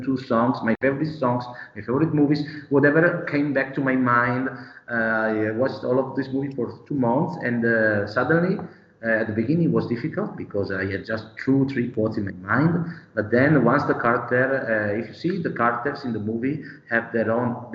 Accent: Bergamo, Lombardy, Italy; I'm from Bergamo

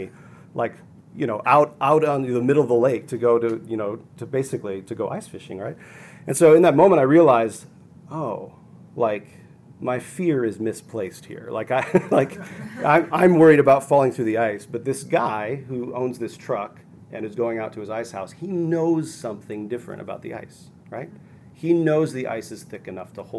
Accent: Minnesota, United States; I grew up in Minnesota

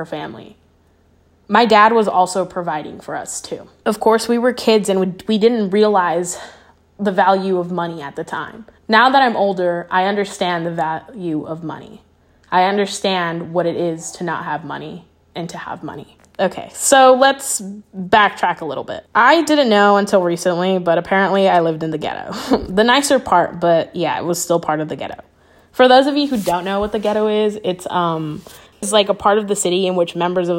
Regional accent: Kentucky, United States; also born or lived in Anaheim, California; I was born in Anaheim and shortly after moved to Kentucky

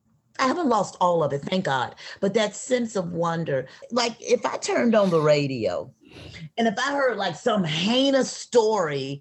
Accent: Atlanta, Georgia, United States; I'm from the South. I'm from Atlanta

